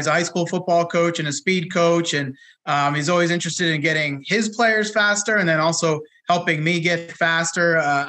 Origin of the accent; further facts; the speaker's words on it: Connecticut, United States; I grew up in Connecticut with Mid-Atlantic roots.